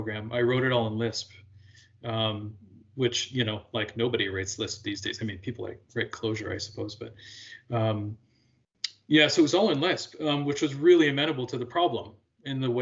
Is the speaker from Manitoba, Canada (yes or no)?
no; Alberta, Canada; also born or lived in Quebec; now in Chicago, United States; I grew up in Western Canada in Alberta